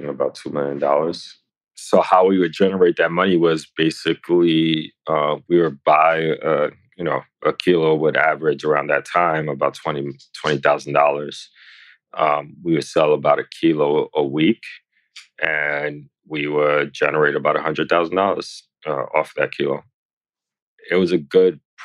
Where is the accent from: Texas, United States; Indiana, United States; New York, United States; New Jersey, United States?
New York, United States; New York City; I born and raised in the Lower East Side of New York City.